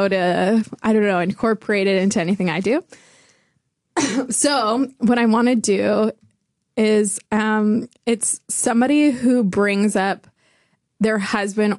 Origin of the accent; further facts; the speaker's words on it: Canada; I'm from Canada